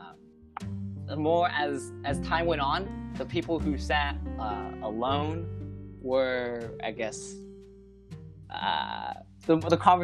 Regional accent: Plano, Texas, United States; Since I came from Plano, which is Plano Senior High School

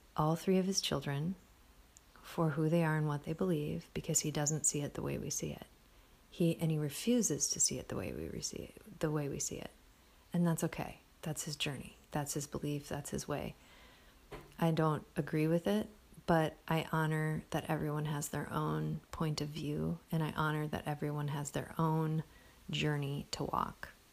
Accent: Midwest, United States; moved away; I was anchored in the Midwest where I grew up, in my hometown

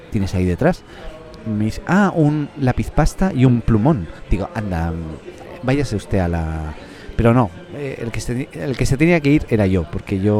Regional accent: Reus, Catalonia, Spain; also born or lived in Viña del Mar, Chile; now in Chile; yo nací en Reus, Tarragona, tío. O sea, en Reus, provincia de Tarragona, ¿no? Cataluña, ¿no? Eh, países catalans.

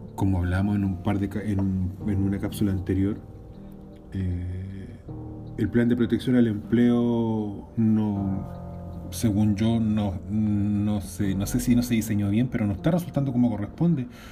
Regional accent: Valparaíso / Viña del Mar, Chile; como porteño, como viñamarino

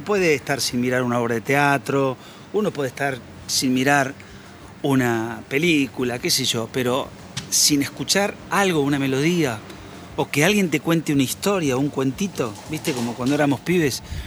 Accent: San Nicolás de los Arroyos, Buenos Aires Province, Argentina; de aquellas épocas gloriosas de la infancia en San Nicolás

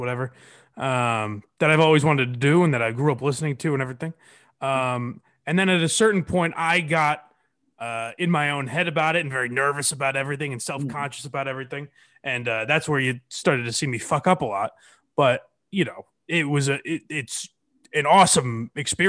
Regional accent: Western Massachusetts, United States; I grew up in Western Mass

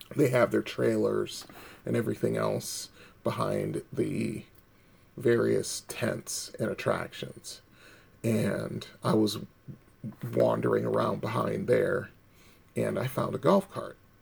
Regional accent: Bridgeport, Connecticut, United States; my hometown of Bridgeport

